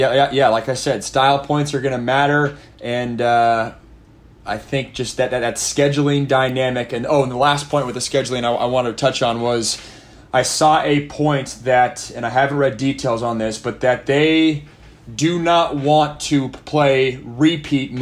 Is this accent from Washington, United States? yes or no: yes; Seattle, Washington, United States; I'm from the Seattle area